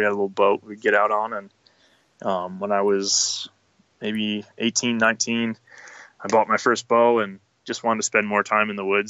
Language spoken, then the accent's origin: English; Scranton, Pennsylvania, United States; moved away; Yeah, so I'm from Scranton, just like The Office